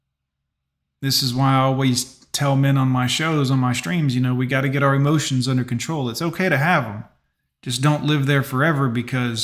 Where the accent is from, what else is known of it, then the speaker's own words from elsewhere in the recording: Fort Lauderdale, Florida, United States; I grew up in Fort Lauderdale in the 90s